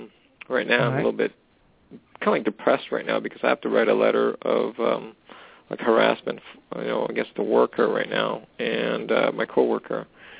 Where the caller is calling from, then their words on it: Canada; calling from Canada?